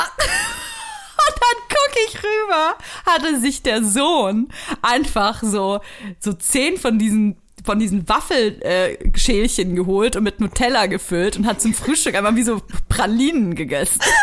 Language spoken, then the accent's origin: German; Franconia, Bavaria, Germany; moved away; ich komme ja aus Franken